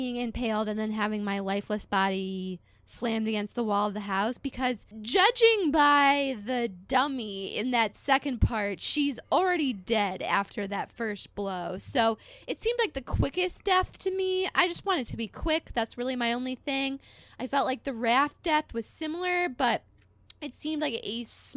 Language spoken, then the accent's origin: English; Chicago, Illinois, United States; I'm from Chicago